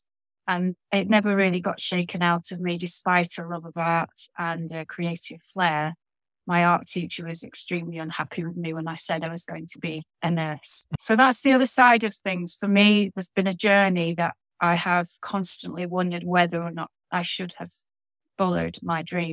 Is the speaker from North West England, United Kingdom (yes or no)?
yes; Lancashire, North West England, United Kingdom; now in Yorkshire, United Kingdom; having been born in Lancashire on the other side of the Pennines, which is a row of hills between, well, down the spine of the country, I've given up on my Lancashire roots and gone over to the other side